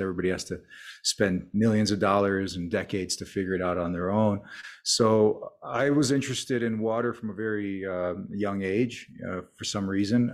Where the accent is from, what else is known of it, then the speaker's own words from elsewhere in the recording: United States; an immigrant family growing up in America